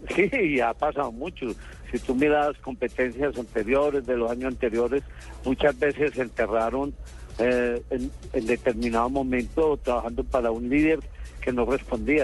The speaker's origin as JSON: {"language": "Spanish", "country": "Colombia", "said": "Nosotros como colombianos"}